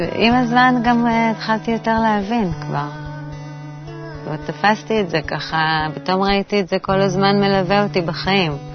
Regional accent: Jerusalem, Jerusalem District, Israel; moved away as an adult; also born or lived in Tel Aviv; now in Tzukim, Israel; נולדתי בתל אביב. עברנו מתל אביב אה, בגיל שבע, הגעתי לירושלים. הייתי כזו פריקית ירושלמית

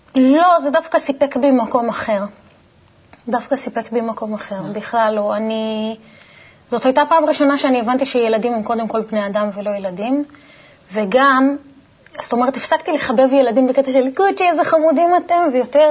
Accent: Italy; כשנולדתי באיטליה

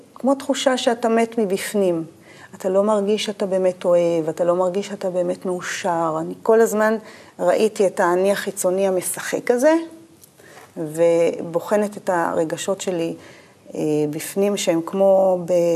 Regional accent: Urim, Southern District, Israel; moved away as an adult; also born or lived in Beersheba; בדרום אני אה, נולדתי, גדלתי, יותר נכון, בקיבוץ אורים. נולדתי בבאר שבע, בבית החולים שם, סורוקה

